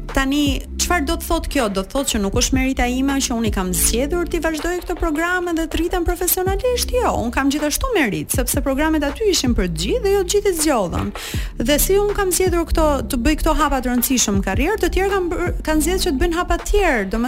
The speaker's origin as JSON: {"language": "Albanian", "town": "Tirana", "region": "Tirana County", "country": "Albania", "tie": "born or raised there", "said": "jam rritur në Tiranë"}